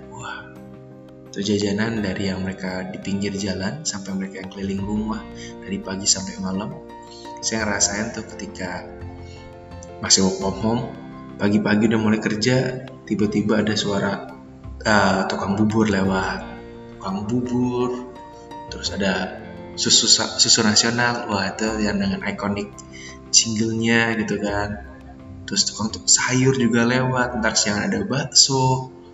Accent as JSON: {"language": "Indonesian", "town": "Tambun", "region": "West Java", "country": "Indonesia", "said": "ini saya kereta pertama dari Cikarang karena kan saya orang Tambun"}